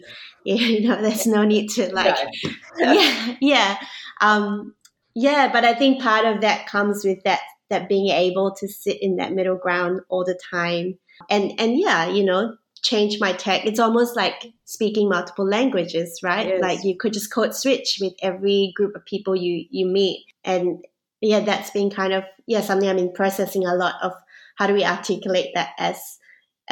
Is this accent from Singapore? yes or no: yes; Singapore; now in Melbourne, Australia; I grew up even in Singapore as a mixed race kid.